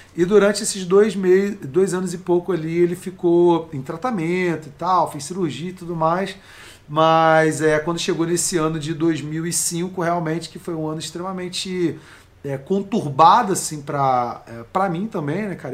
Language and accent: Portuguese; Nova Iguaçu, Rio de Janeiro, Brazil; Eu nasci lá em Nova Iguaçu, né, cara? Baixada Fluminense, Rio de Janeiro.